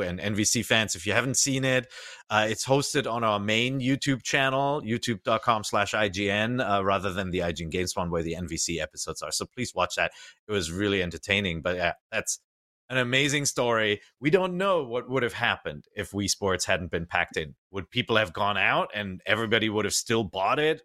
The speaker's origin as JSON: {"language": "English", "country": "Germany", "tie": "born or raised there", "moved": "yes", "said": "I grew up in Germany"}